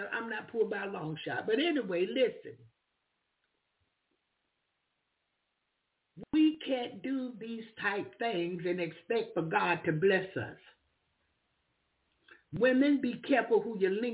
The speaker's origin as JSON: {"language": "English", "region": "the South", "country": "United States", "said": "I'm from the South."}